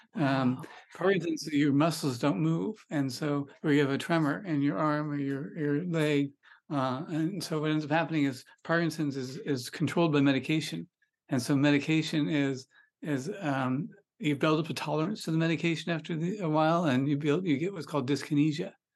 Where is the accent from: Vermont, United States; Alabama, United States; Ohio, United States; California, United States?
California, United States; Sonoma County; also born or lived in Pebble Beach, California; I grew up in Sonoma County, which is north of San Francisco in California